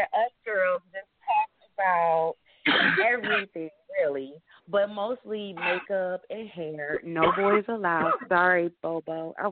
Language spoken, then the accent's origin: English; Detroit, Michigan, United States; I'm also from Detroit, born and raised. I'm from the west side, but I'm on the east side now.